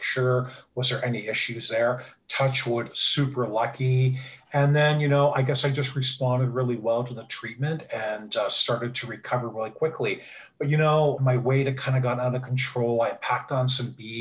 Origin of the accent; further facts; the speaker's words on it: Niagara Falls, Ontario, Canada; also born or lived in Toronto; I'm from Niagara Falls, Ontario, Canada